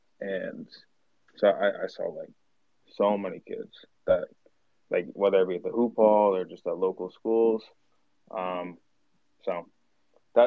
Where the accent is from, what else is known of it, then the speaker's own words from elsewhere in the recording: Westchester, New York, United States; also born or lived in Massachusetts; I'm actually from Westchester, New York